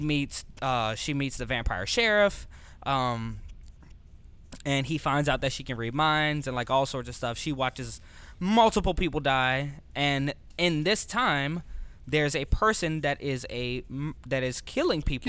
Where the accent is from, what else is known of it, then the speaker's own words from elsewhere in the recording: New Orleans, Louisiana, United States; moved away; I'm originally from New Orleans